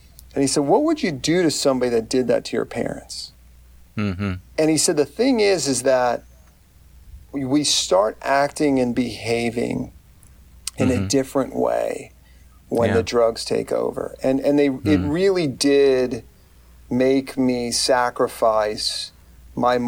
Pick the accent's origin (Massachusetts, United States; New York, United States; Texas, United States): Texas, United States; McAllen; I grew up in a small South Texas town. I grew up in McAllen, Texas.